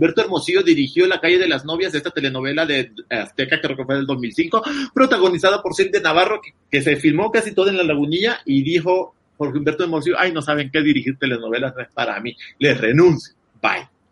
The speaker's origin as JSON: {"language": "Spanish", "country": "El Salvador", "said": "yo que soy salvadoreño"}